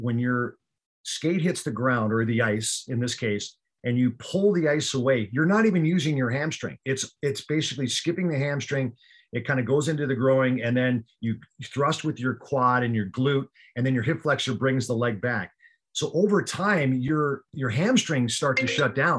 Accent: Minnesota, United States; I grew up, you know, in Minnesota

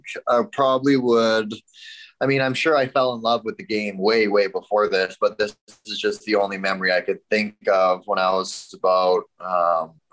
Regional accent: Bonnyville, Alberta, Canada; growing up in Bonnyville, Alberta

